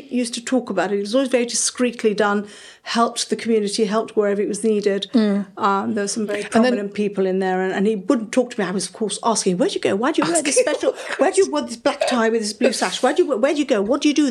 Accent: Sandy Bay, South West England, United Kingdom; we spent all summers on the beach at Sandy Bay, which is like our beach. So we're from Sandy Bay.

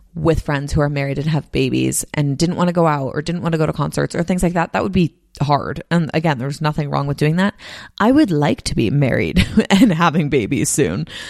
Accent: Bay Area, California, United States; moved away as an adult; also born or lived in Nashville / Los Angeles / San Diego; now in Salt Lake City, United States; I grew up in the Bay Area, then I moved to Nashville for college, then I moved to L A for work, then I moved to San Diego for work, and now I'm in Salt Lake City

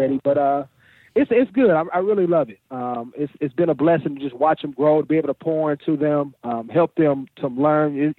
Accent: Oakland, California, United States; in the inner city where I grew up in Oakland

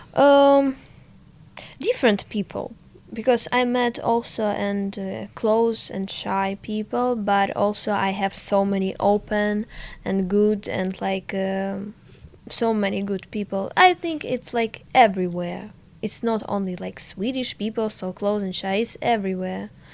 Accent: Ukraine; English is a second language; moved away as an adult; now in Sweden; I so missed to my home, to my dad, to all my stuff because so I have so many memories from my childhood, from my hometown.

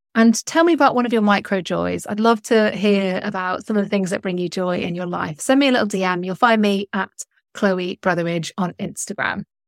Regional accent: North West England, United Kingdom; moved away as an adult; also born or lived in London; I moved from London two years ago back to the north of England

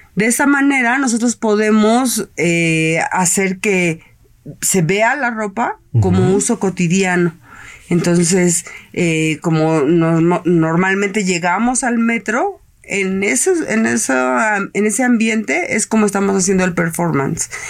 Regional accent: Mexico; esa parte de cultura que nosotros tenemos como mexicanos

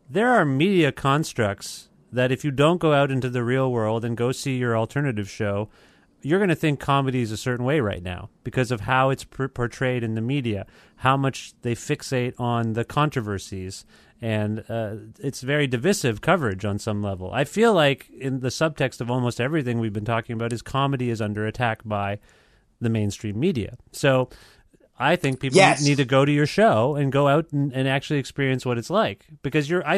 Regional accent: Canada; I'm from Canada

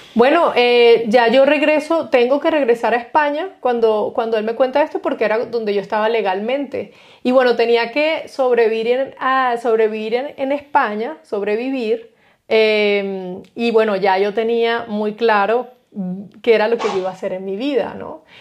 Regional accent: Guanarito, Portuguesa, Venezuela; moved away as an adult; also born or lived in Spain; now in Germany; nosotros tuvimos una infancia en mi pueblito, Guanarito, una infancia bonita

